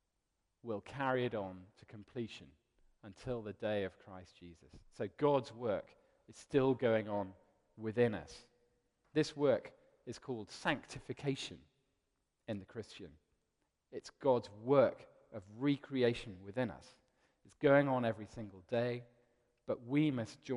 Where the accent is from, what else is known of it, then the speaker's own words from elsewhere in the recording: London, United Kingdom; also born or lived in Cardiff; I was born in Cardiff, and the week that I was born, we moved to London, so I now consider myself a bit of a Londoner, really.